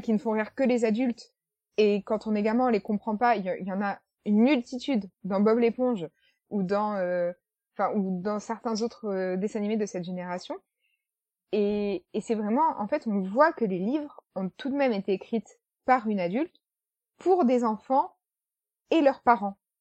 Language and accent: French; France; nous, en tant que français